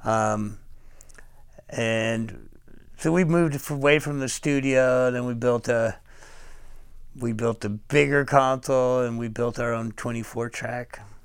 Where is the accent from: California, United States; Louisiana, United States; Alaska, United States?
California, United States; Fairhaven; moved away; also born or lived in San Francisco; I was born in Fairhaven, California, which is about six hundred fifty miles north of here